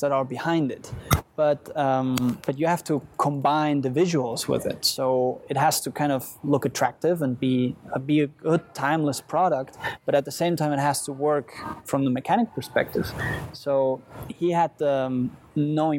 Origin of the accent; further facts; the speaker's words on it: Spain; moved away; I grew up in Spain on a little island.